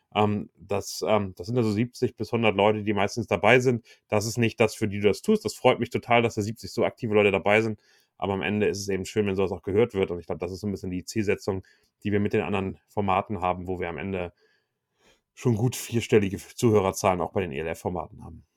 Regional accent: Hamburg, Germany; also born or lived in Wichita, Kansas; als Hamburger, der vielleicht äh, auf Fußball aufgewachsen ist

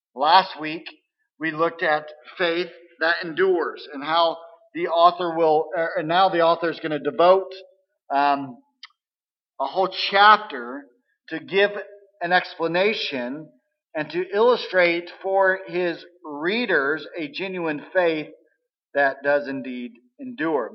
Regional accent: Missouri, United States; we're from Missouri, uh, we're in the show me state right? You got to show me, or I'm not going to believe. I can say that because I grew up there

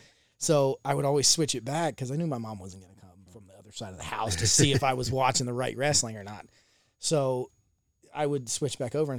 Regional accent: the South, United States; so growing up in the South, I wasn't allowed to watch WWE.

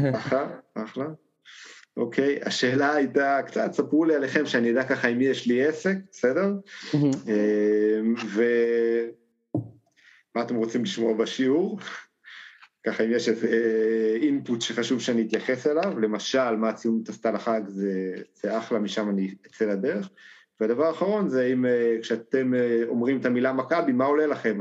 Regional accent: Israel; אני מגיע מקיבוץ אה, גש

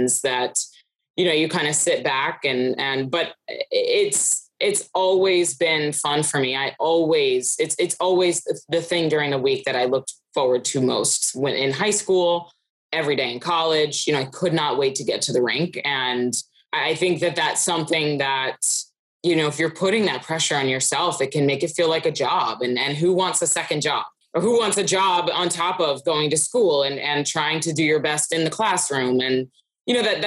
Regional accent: Philadelphia, Pennsylvania, United States; I grew up in the Philadelphia area where hockey wasn't really huge

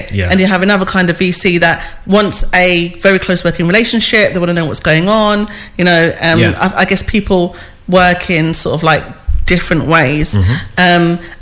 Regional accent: London, United Kingdom; I'm a woman from East London, a mother

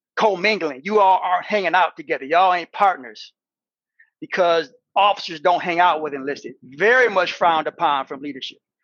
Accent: Battle Creek, Michigan, United States; Battle Creek, Michigan, born and raised

